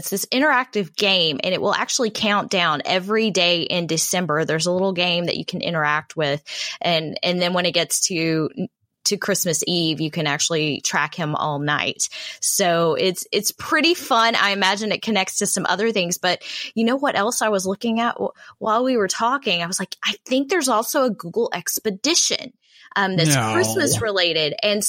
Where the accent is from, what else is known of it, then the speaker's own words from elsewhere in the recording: Texas, United States; accent: Texas; Please don't give me a hard time with my Texas accent here.